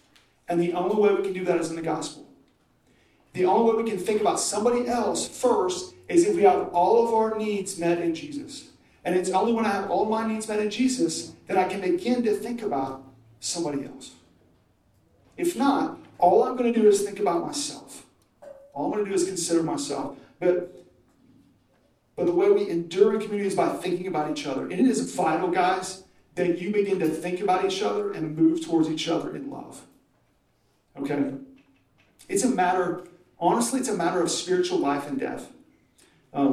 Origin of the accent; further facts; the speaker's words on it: Oklahoma, United States; I'm from Oklahoma.